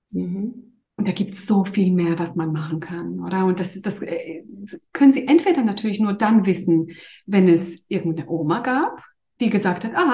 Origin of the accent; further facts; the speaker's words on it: Greece; ich bin ursprünglich Griechin und arbeite eigentlich in Zürich als Kinderärztin.